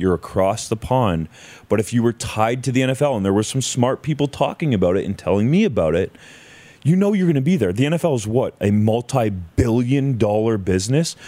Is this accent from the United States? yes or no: no; Ontario, Canada; grew up in Ontario